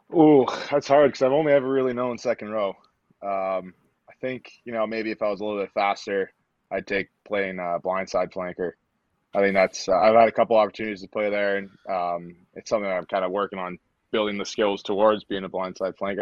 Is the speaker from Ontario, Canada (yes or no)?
yes; Stittsville, Ontario, Canada; moved away as an adult; also born or lived in Atlanta; from Stittsville, Ontario. So it's just a, a small town just outside of Ottawa, just inside Ottawa, depending on who you ask. Mm-hmm. Um, yeah, that's where I grew up playing rugby and playing hockey